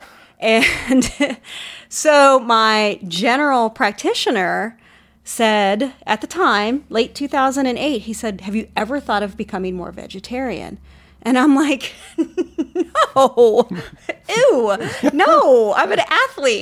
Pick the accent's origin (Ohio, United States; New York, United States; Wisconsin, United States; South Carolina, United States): Ohio, United States; Columbus; moved away as an adult; now in Austin, United States; I am originally from Ohio, like you and your family. I'm from Columbus and moved to the great state of Texas and haven't left